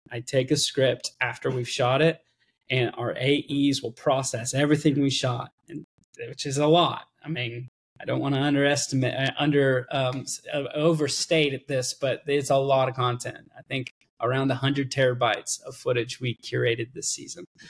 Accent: Austin, Texas, United States; I was born here in Austin, Texas. I'm currently in Austin, Texas.

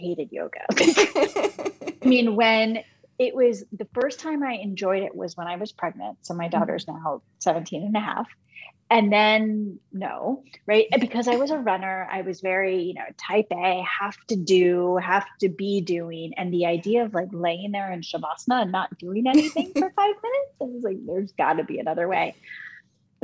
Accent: Michigan, United States; when I was in high school, growing up in Michigan

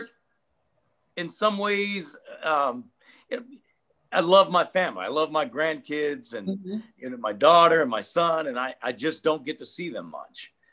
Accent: Detroit, Michigan, United States; I'm a brother from Detroit.

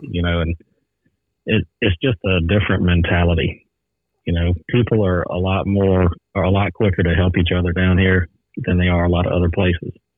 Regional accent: Southern Louisiana, United States; born or raised there

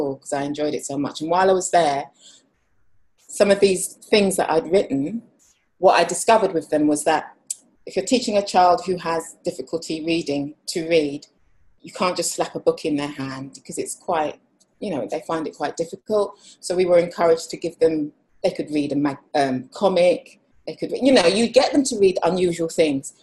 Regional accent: London, United Kingdom; I'm a graphic designer, creative writer and I also illustrate and I'm from London.

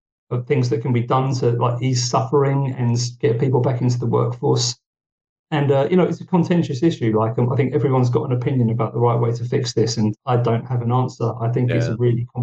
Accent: United Kingdom; now in Finland; being a Brit who's moved to Finland

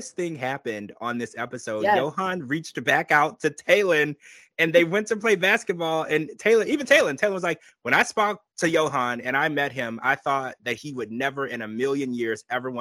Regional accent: United States

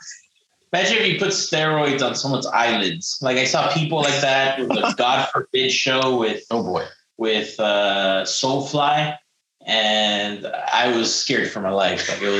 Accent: East Coast, United States; I'm from the East Coast.

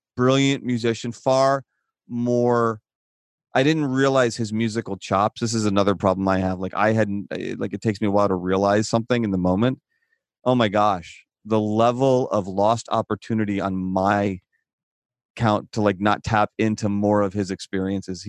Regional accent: Midwest, United States; moved away as an adult; now in Tucson, United States; when I grew up in the Midwest

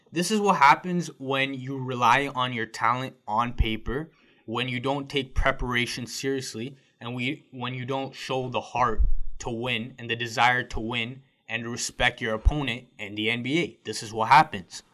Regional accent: Canada; as a Canadian

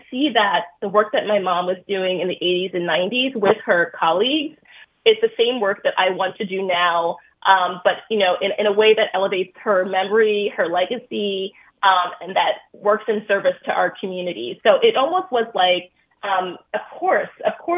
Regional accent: New York City, New York, United States; growing up in Brooklyn

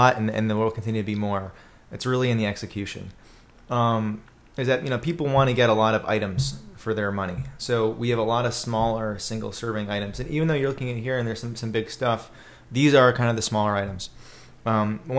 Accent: Boca Raton, Florida, United States; also born or lived in Gainesville, Florida / Washington, D.C.; I'm from South Florida, Boca Raton, where we just had the presidential debate, or Del Boca Vista, which was where Seinfeld sent his parents, right? Which is probably a good description of Boca Raton. Grew up there

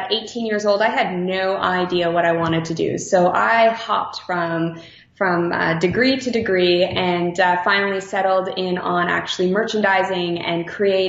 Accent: Mississauga, Ontario, Canada; also born or lived in Toronto; I was born in Mississauga, Ontario, so in Toronto, the GTA area in Canada. So raised out there in the little suburbs and then moved out to the big city.

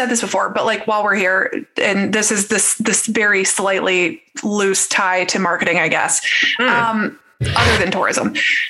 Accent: Ohio, United States; I grew up largely in Ohio. I'm not going to be running around like, yes, I'm Irish

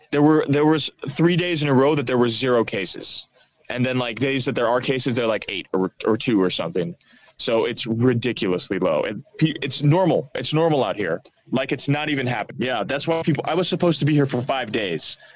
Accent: Australia; now in Amsterdam, Netherlands; yeah, I'm Australian. You know, I've been here for uh, for since uh, what was it like June of last year

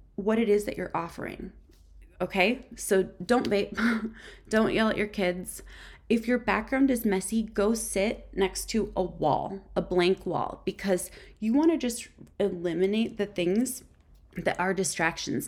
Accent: Minnesota, United States; I'm actually born and raised in Minnesota, and believe it or not, I'm a lifer

